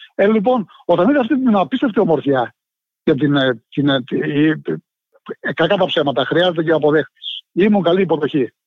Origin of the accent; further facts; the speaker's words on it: Povla, Epirus, Greece; moved away; είναι ένα ποτάμι στο χωριό μου που χύνεται στην Αντριατική, του διαμέσου τη Αλβανία